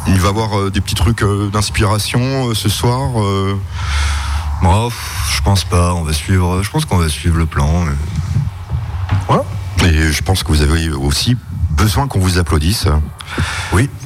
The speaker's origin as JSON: {"language": "French", "town": "Strasbourg", "region": "Grand Est", "country": "France"}